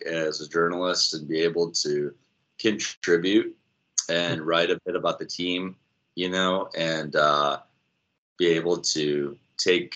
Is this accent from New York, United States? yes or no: yes; Syracuse, New York, United States; also born or lived in Rochester area; I was born and raised in upstate New York, not far from Buffalo. My family's from the Rochester area. We kind of live in that city and then peppered kind of in the Buffalo direction. I grew up in Syracuse